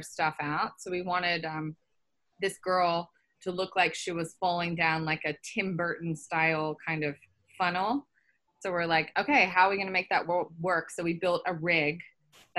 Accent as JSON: {"language": "English", "area": "outside Sydney", "region": "New South Wales", "country": "Australia", "tie": "born or raised there", "moved": "yes", "said": "I grew up in outside Sydney"}